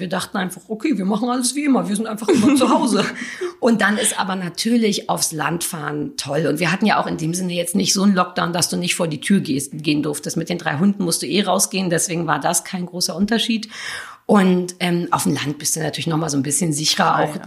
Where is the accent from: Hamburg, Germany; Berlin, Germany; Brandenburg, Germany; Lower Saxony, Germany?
Berlin, Germany; ich bin auch wirklich in Berlin Mitte groß geworden.